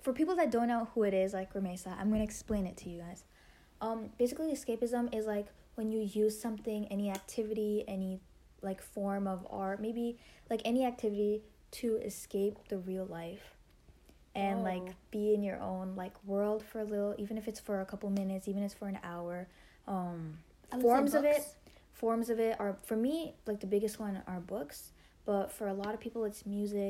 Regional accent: India; Okay, so the three of us, we're all, we're brown. We're Indian.

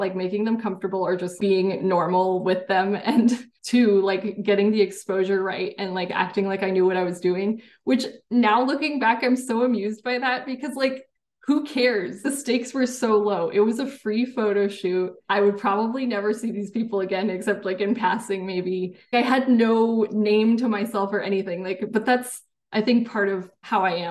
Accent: San Jose, California, United States; also born or lived in Washington State; growing up in Silicon Valley and the school I went

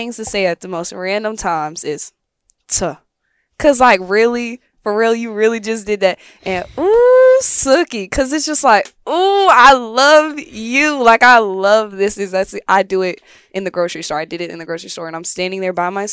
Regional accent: Tennessee, United States; moved away; I am actually from Tennessee.

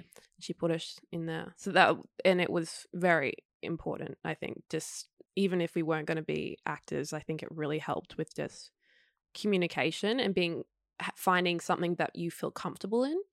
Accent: Queensland, Australia; moved away as an adult; now in Sydney, Australia; I'm a Queenslander

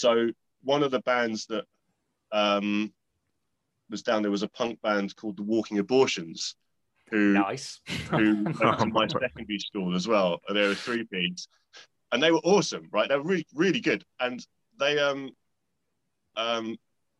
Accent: Kingston upon Thames, London, United Kingdom; I was growing up near Kingston

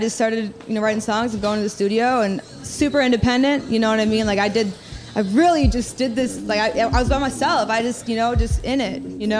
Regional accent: Madison, Wisconsin, United States; also born or lived in Chicago; now in New York, United States; No, I'm from Madison, Wisconsin.

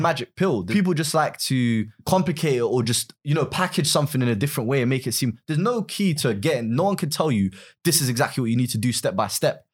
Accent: London, United Kingdom; originally I'm from West London

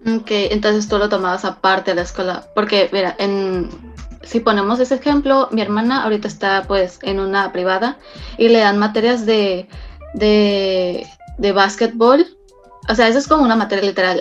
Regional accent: Mexico; also born or lived in China; yo en lo personal nací en China, pero este, tuve mi infancia y e hice mi educación básica aquí en México.

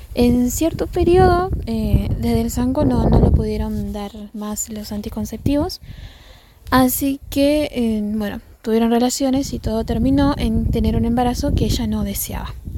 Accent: Colastiné, Santa Fe, Argentina; tengo 25 años y soy de Colastina

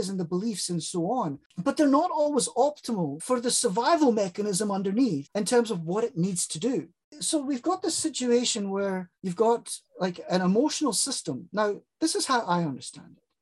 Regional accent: South Africa; I grew up in South Africa during a period of time where it was called

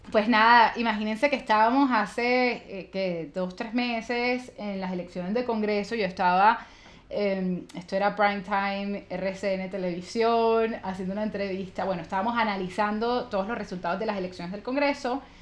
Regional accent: Valledupar, Cesar, Colombia; accent: costeña; also born or lived in Santa Marta; No vengo de Aguachica Cesar, pero nací en Valledupar Cesar, que está relativamente cerca

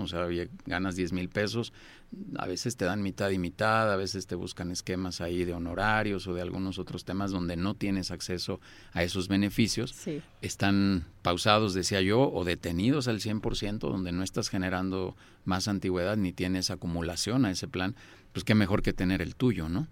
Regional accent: Mexico; yo también soy mexicano

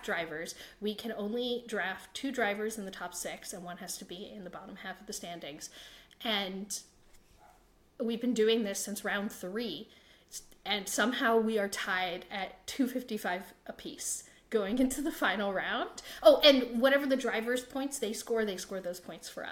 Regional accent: United States; accent: American; my American accent

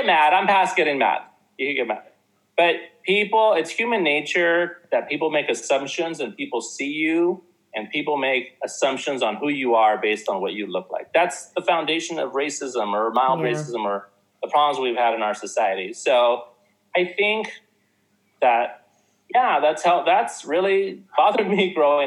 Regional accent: South Orange County, California, United States; I grew up in South Orange County

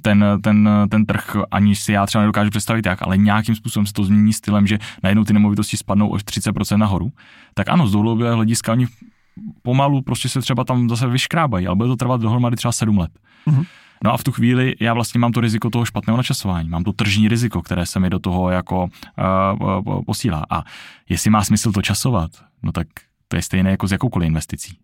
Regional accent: Czechia; tady u nás v Čechách

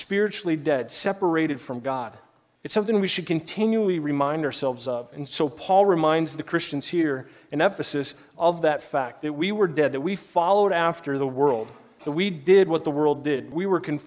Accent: Omaha, Nebraska, United States; moved away; I grew up in Omaha

